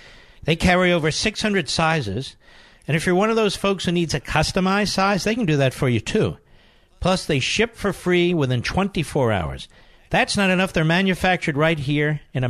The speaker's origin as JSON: {"language": "English", "town": "Philadelphia", "region": "Pennsylvania", "country": "United States", "tie": "born or raised there", "moved": "yes", "said": "I want to say hello to my fellow Philadelphians"}